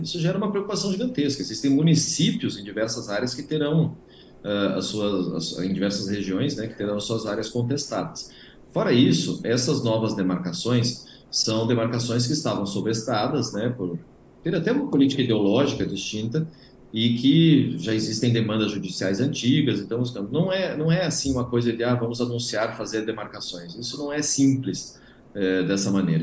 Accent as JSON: {"language": "Portuguese", "region": "Paraná", "country": "Brazil", "said": "eu estou falando aqui do Paraná, eu sou paranaense, aqui no Paraná"}